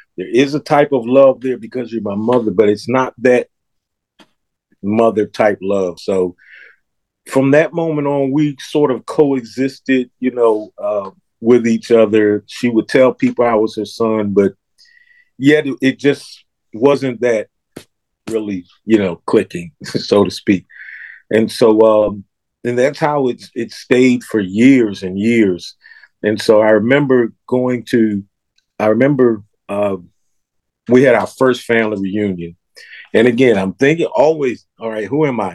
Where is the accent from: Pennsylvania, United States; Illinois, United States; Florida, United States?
Pennsylvania, United States; Philadelphia; I was born and raised in Philadelphia